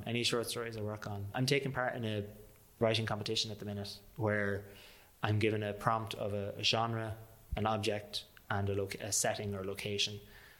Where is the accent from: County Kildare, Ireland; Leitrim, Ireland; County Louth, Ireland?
Leitrim, Ireland; Manorhamilton; How about, just for my own sake, I have to do my hometown